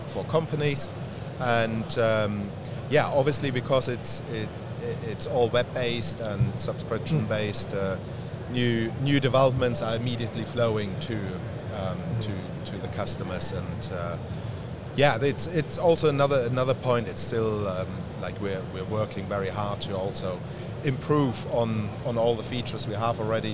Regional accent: Germany; moved away; I'm from Germany originally.

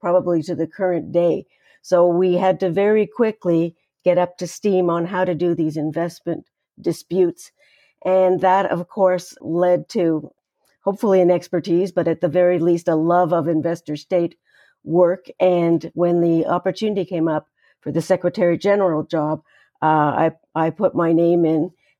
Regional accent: Canada; I'm a Canadian citizen who got my formal legal training at McGill University in Montreal

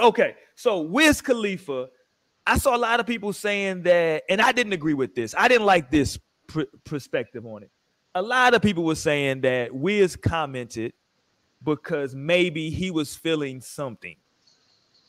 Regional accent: Houston, Texas, United States; I grew up in Houston

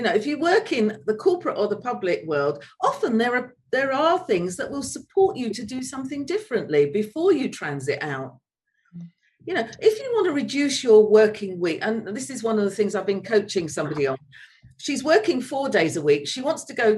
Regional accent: London, United Kingdom; moved away as an adult; also born or lived in Leeds; now in Spain; I'm a Londoner at heart, and I do miss London, and I miss Leeds as well

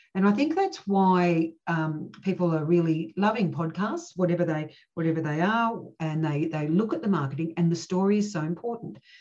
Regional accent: Cooma, New South Wales, Australia; I grew up in Cooma

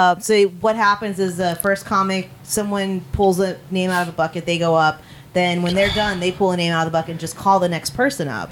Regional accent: Los Angeles, California, United States; now in New Orleans, United States; I'm from Los Angeles originally

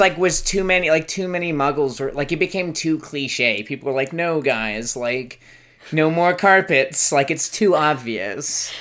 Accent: United States; also born or lived in Chicago / Florida / New Zealand; now in Richmond, United States; As an American

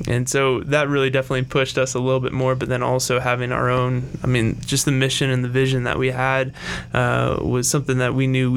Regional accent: Melbourne, Florida, United States; moved away as an adult; also born or lived in Denver, Colorado / Aurora, Colorado; now in Colorado Springs, United States; we would go back to Florida or Melbourne, where I grew up

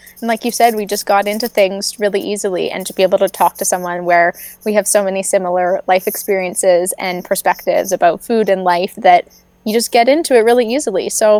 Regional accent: Calgary, Alberta, Canada; Yeah, so I'm Canadian and I grew up in Calgary, Alberta.

